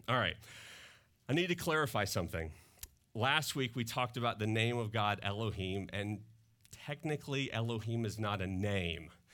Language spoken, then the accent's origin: English; Mississippi, United States; now in Northwest Arkansas, United States; I grew up in Mississippi and that comes through in my accent